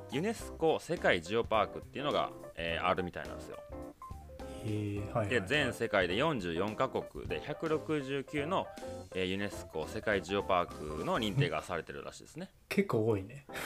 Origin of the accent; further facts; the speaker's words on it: Kansai, Japan; まあ僕含めていた3人が関西出身っていうのもあったから、